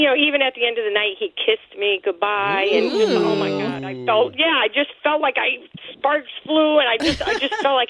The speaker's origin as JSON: {"language": "English", "town": "Casselberry", "region": "Florida", "country": "United States", "said": "I'm from Castleberry."}